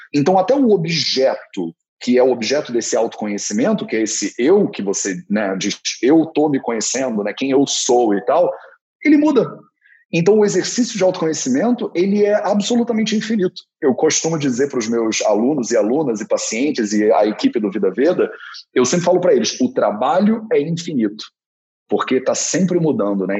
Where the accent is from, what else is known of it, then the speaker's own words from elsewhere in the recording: Rio de Janeiro, Brazil; Eu sou carioca, nasci numa família flamenguista, então eu sou carioca, flamenguista, homem, branco, hétero